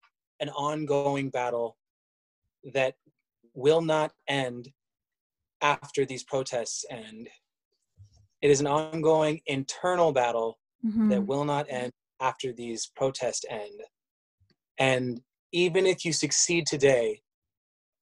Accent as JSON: {"language": "English", "country": "Canada", "said": "I am Canadian."}